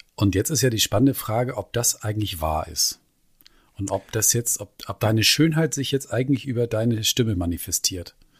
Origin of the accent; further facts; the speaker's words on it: Schleswig-Holstein, Germany; bei uns in Schleswig-Holstein